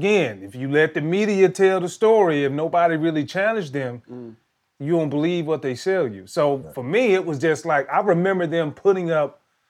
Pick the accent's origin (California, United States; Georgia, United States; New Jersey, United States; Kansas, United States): Georgia, United States; Washington County; where I grew up in Washington County.